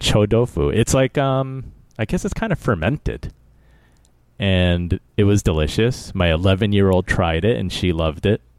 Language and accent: English; United States; I was born here